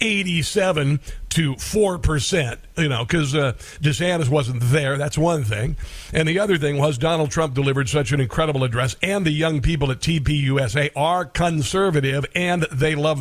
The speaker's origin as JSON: {"language": "English", "town": "Neola", "region": "Iowa", "country": "United States", "tie": "born or raised there", "moved": "yes", "said": "Neola, Iowa, my hometown"}